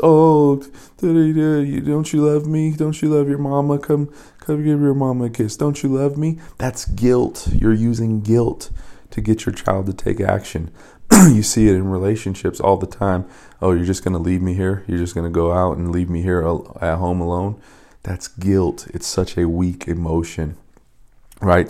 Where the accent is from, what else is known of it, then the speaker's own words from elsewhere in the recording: Las Vegas, Nevada, United States; when I was in high school, I grew up in Vegas